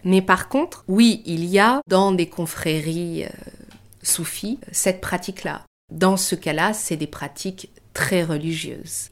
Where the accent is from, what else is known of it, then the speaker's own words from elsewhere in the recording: France; also born or lived in Germany / Iran (ancestry); Je suis née en Allemagne, mais à vrai dire, j'y suis restée très peu de temps. Mes parents sont partis d'Iran au moment de la révolution iranienne. J'étais très jeune lorsqu'ils sont venus en France.